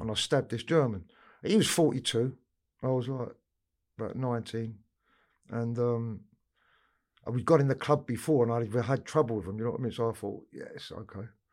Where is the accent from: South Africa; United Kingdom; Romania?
United Kingdom; London; I grew up in Camden Town